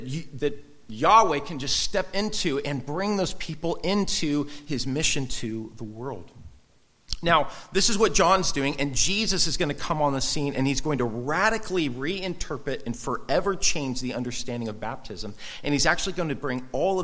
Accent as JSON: {"language": "English", "area": "Orange County, next to Huntington Beach", "region": "California", "country": "United States", "tie": "born or raised there", "said": "I grew up in Orange County next to Surf City, Huntington Beach"}